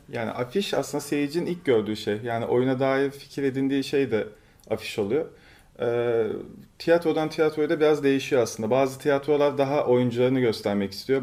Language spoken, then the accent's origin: Turkish; Turkey; now in Istanbul, Turkey; Biraz küçük bir ilçede büyüdüm ben